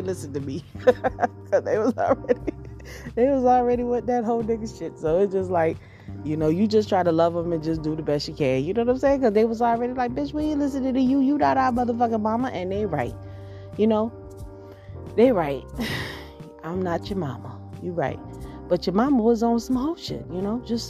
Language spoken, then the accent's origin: English; Georgia, United States; I grew up in Georgia